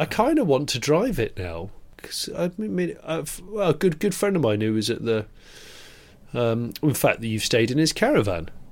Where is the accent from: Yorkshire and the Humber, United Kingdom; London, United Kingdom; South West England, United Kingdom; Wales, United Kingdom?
South West England, United Kingdom; West Country; moved away; I grew up in the West Country